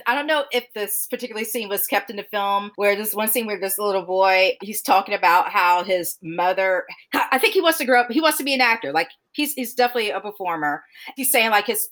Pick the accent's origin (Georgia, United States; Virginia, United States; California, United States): Georgia, United States; Augusta; I'm born and raised in the South. I remember, well, growing in Augusta, Georgia